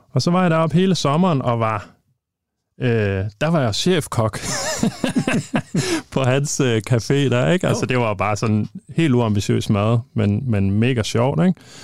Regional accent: Thy, just outside Thisted, North Denmark Region, Denmark; moved away; jeg er fra Thy, født og opvokset i, øh, lige uden for Tisted

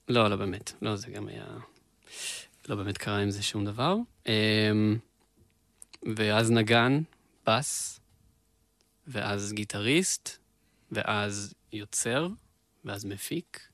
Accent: Beersheba, Southern District, Israel; moved away as an adult; now in central Israel; אני שם גדלתי

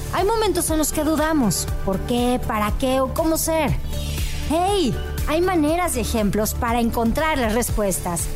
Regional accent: State of Mexico, Mexico; por ser mujer, por ser mexicana, por ser mexiquense

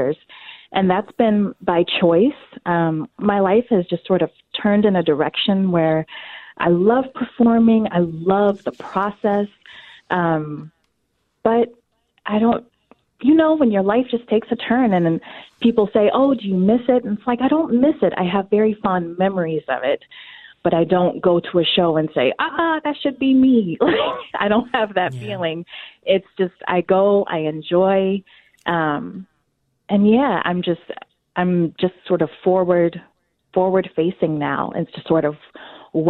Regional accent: North Carolina, United States; also born or lived in Washington, D.C. / Chicago; now in Twin Cities, United States; I was born in North Carolina many, many years ago

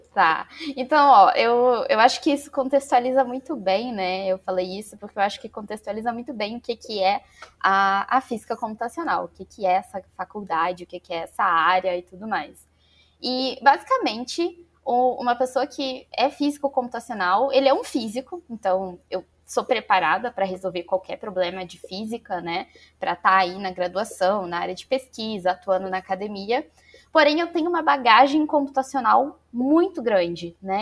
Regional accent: Barra Mansa, Rio de Janeiro, Brazil; Então eu sou do interior do Rio de Janeiro, de uma cidadezinha chamada Barra Mansa

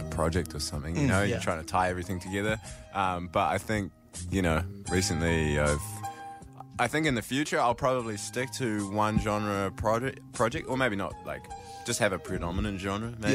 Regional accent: Raglan, Waikato, New Zealand; I'm from Raglan as well.

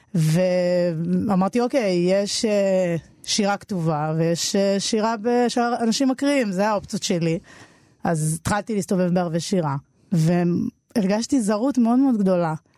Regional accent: Jerusalem, Jerusalem District, Israel; also born or lived in Tel Aviv; ילדה שגדלה בירושלים

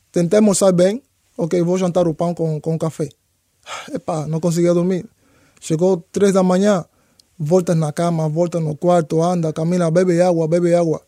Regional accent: Santiago de Cuba, Cuba; Portuguese is a second language; moved away as an adult; also born or lived in Havana, Cuba / Sweden; now in Portugal; A minha família está em Santiago, eu não sou daqui da Havana.

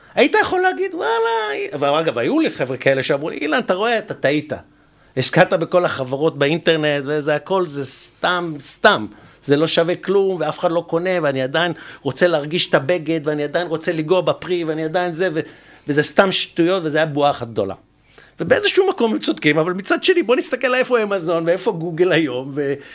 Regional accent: Israel; אנחנו, בתור ישראלים

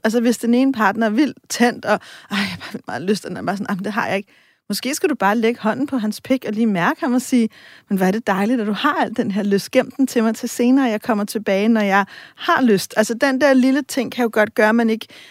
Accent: Copenhagen, Capital Region of Denmark, Denmark; Jeg er også fra, altså, jeg er fra Vesterbro og Vestegnen

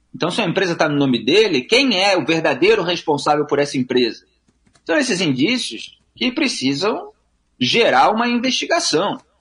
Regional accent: Rio de Janeiro, Brazil; eu sou do Rio de Janeiro. Eu moro aqui

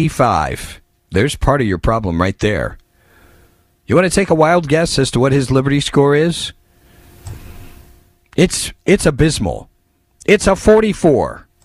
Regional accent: California, United States; As far as McCarthy goes, I'm from California.

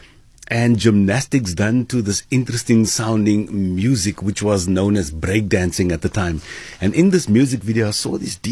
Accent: Cape Town, Western Cape, South Africa; also born or lived in Mitchells Plain; growing up in District 6, that was a community that was driven by music

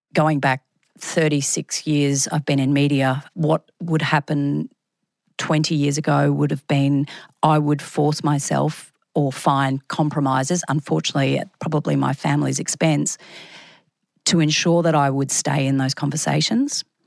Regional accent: Brisbane, Queensland, Australia; also born or lived in Sydney; I came back to Brisbane from Sydney.

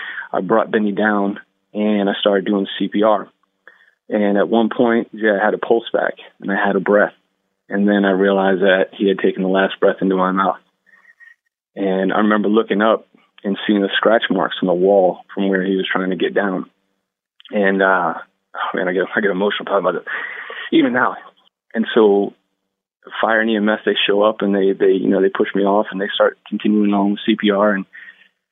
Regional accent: Northern New Jersey, United States; born or raised there

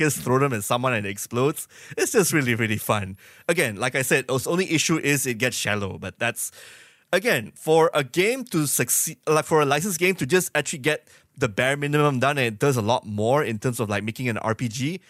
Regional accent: Malaysia; I'm Malaysian

